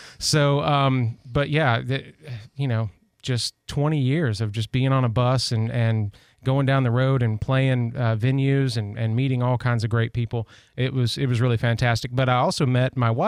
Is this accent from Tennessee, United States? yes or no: yes; just north of Chattanooga, Tennessee, United States; also born or lived in Nashville, Tennessee; I grew up in Tennessee, just north of Chattanooga